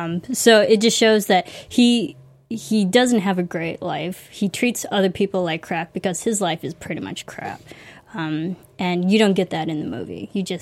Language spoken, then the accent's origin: English; Chicago, Illinois, United States; So way to go, Illinois, for go breeding Chicago. Serial killers. My home state.